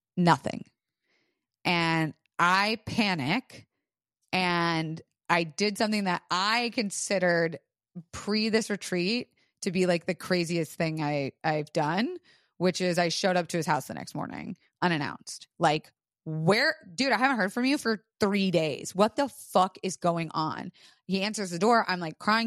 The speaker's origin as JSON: {"language": "English", "region": "Florida", "country": "United States", "tie": "born or raised there", "said": "I was raised in Florida"}